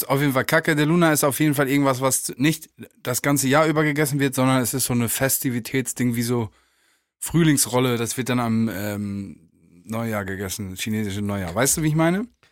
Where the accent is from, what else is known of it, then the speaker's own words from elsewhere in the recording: Germany; Ich komme aus Mappen